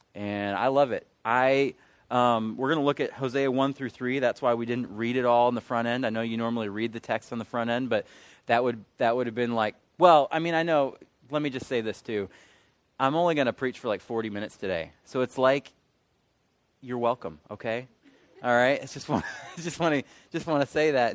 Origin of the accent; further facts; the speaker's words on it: Michigan, United States; moved away as an adult; now in Charlotte, United States; I'm from Michigan